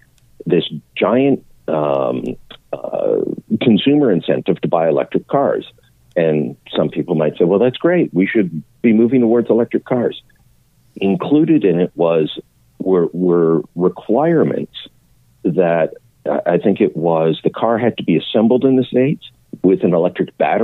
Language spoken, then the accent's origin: English; Canada; beyond what it means for me as a Canadian.